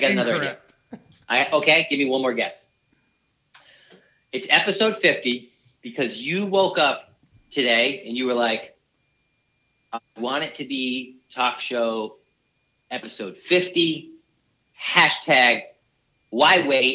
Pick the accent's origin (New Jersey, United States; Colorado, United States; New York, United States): New York, United States; Brooklyn; I'm from Brooklyn.